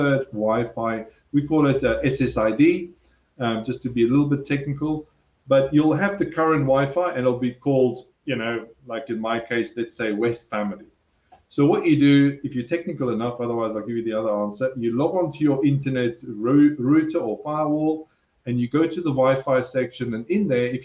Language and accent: English; South Africa; I'm South African, so I'm very direct